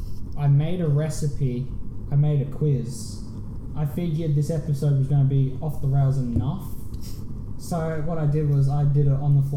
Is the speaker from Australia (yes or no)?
yes; Australia; I'm Australian